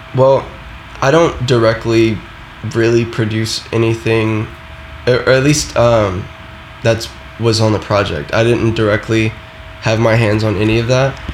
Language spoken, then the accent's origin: English; the South, United States; I am from the South, so Florida and you know Louisiana and all of that stuff.